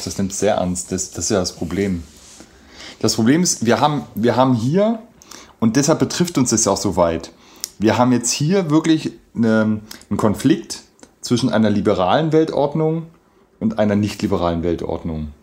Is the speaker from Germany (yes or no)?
yes; Germany; für uns jetzt als, als Deutsche oder als Europäer